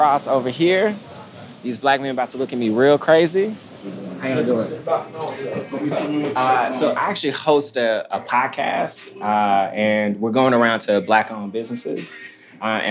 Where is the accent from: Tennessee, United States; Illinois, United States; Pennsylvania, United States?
Tennessee, United States; Memphis; I'm from Memphis, Tennessee